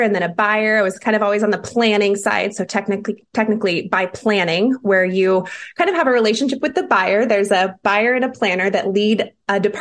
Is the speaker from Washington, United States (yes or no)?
yes; Seattle, Washington, United States; moved away as an adult; now in Lincoln, United States; Born and raised in Seattle, Washington